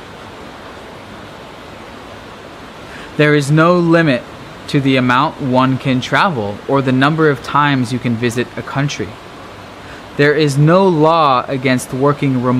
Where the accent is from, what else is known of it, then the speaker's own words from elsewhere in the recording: Seattle or Bellevue, Washington, United States; moved away as an adult; my hometown of Seattle or Bellevue